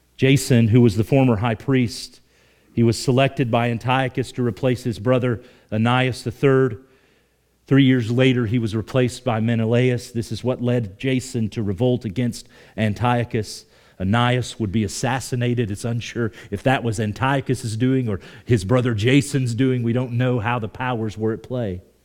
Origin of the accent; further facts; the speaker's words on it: Oklahoma, United States; moved away; I grew up in Oklahoma